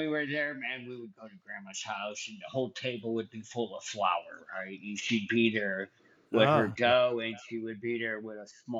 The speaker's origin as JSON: {"language": "English", "town": "Euclid", "region": "Ohio", "country": "United States", "tie": "born or raised there", "said": "I was born in Euclid Memorial Hospital."}